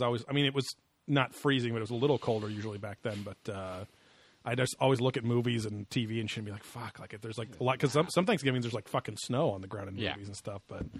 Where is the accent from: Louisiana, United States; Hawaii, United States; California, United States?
California, United States; Orange County; we grew up in Orange County.